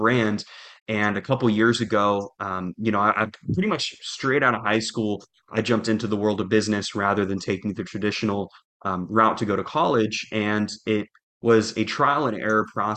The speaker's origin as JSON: {"language": "English", "town": "Jacksonville", "region": "Florida", "country": "United States", "moved": "as an adult", "lives_now": "Little Rock, United States", "said": "I'm originally from Jacksonville, Florida, here in the United States"}